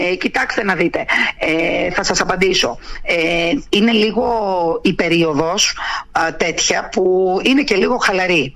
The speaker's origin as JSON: {"language": "Greek", "area": "Kontias?", "region": "North Aegean", "country": "Greece", "tie": "born or raised there", "said": "είναι το χωριό μου, είναι η πατρίδα μου, ε, εκεί ζω"}